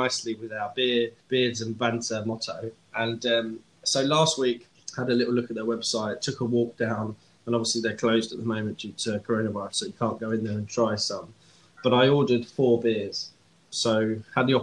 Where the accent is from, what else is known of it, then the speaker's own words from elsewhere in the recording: Kent, South East England, United Kingdom; now in London, United Kingdom; I grew up in Kent